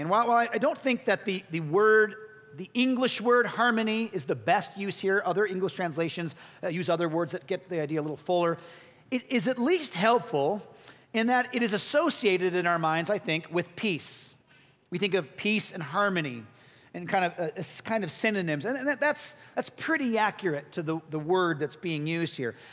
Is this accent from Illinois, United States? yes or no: yes; Chicago, Illinois, United States; I'm born and raised in Chicago